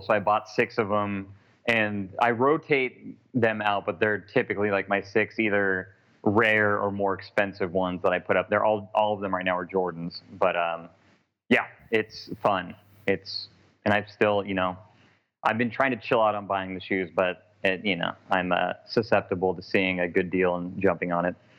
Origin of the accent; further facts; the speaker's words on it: Portland, Oregon, United States; moved away as an adult; now in New Orleans, United States; I'm from Portland, Oregon, born and raised from Portland. Moved to New Orleans for a job opportunity literally a year ago.